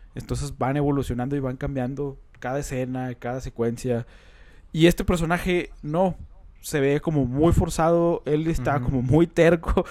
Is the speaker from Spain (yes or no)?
no; Coahuila, Mexico; Carlos y yo, pues, somos de Coahuila, que está cerca de Monterrey